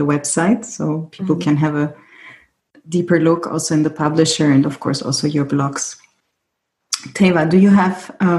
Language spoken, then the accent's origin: English; Germany; I grew up also in Germany as a Greek, in a Greek family.